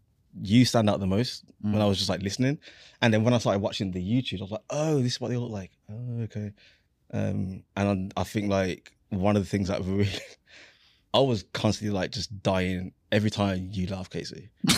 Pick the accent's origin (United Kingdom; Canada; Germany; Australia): United Kingdom; Birmingham, West Midlands; now in New Jersey, United States; I'm from Birmingham. I live in New Jersey now.